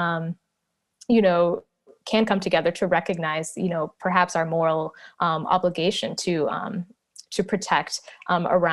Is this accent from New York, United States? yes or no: no; Minneapolis–Saint Paul, Minnesota, United States; I grew up in the Twin Cities